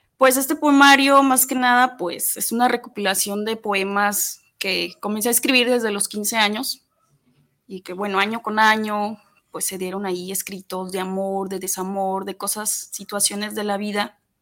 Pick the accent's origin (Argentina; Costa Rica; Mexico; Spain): Mexico; Atotonilco el Alto, Jalisco; moved away; allá en el pueblo de donde soy, a Totonilco el Alto